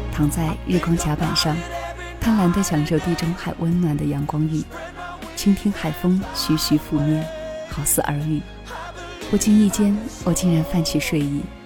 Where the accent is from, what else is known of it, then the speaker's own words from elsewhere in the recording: China; 我们是中国人